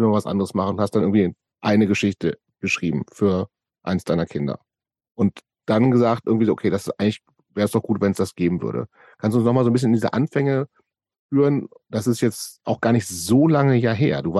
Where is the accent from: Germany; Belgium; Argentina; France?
Germany; Göttingen, Lower Saxony; ich bin in Göttingen lange Zeit groß geworden